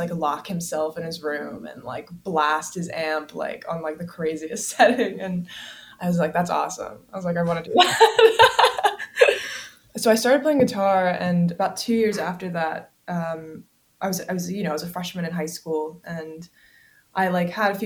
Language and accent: English; Columbia, South Carolina, United States; I grew up in the South. Which town? Columbia, South Carolina